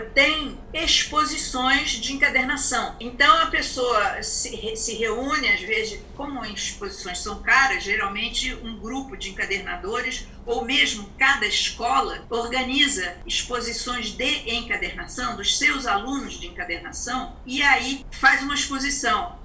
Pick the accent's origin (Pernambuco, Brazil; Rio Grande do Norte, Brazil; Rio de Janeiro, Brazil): Rio de Janeiro, Brazil; moved away as an adult; now in São Paulo, Brazil; eu montei o meu ateliê no Rio de Janeiro, que eu sou do Rio